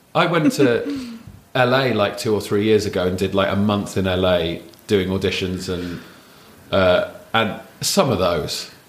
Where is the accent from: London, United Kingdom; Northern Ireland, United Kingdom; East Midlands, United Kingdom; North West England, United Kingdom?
London, United Kingdom; also born or lived in Hammersmith / Wandsworth / Raynes Park / Wimbledon; I grew up in southwest London